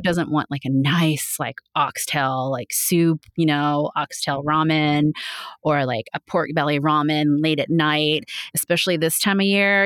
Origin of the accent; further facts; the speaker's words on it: Bay Area, California, United States; now in Las Vegas, United States; I'm from the Bay Area, so San Francisco and Oakland